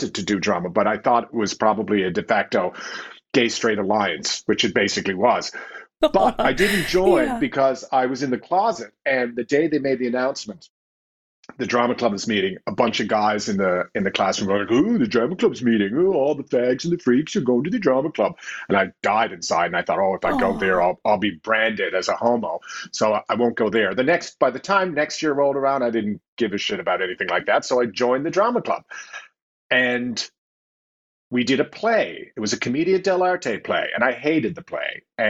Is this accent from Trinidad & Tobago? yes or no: no; Newfoundland and Labrador, Canada; Okay, well, I'm from Newfoundland and Labrador, and it's interesting you say it's an independent spirit because Newfoundland was independent until 1949.